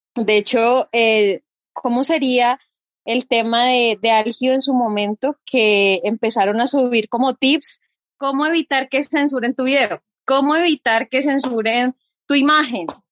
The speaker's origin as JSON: {"language": "Spanish", "town": "Popayán", "region": "Cauca", "country": "Colombia", "said": "soy de la ciudad de Popayán. Para quienes no conocen, estamos ubicados al suroccidente de Colombia"}